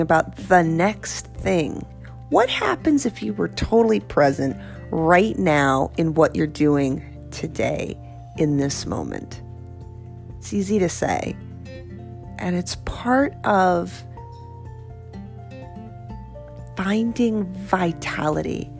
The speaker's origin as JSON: {"language": "English", "region": "New York", "country": "United States", "moved": "yes", "said": "inside I am still a New Yorker"}